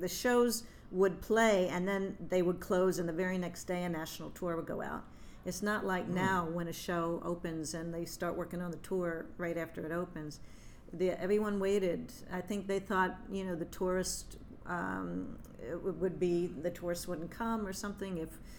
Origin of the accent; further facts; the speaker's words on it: Delaware, United States; I'm originally from Delaware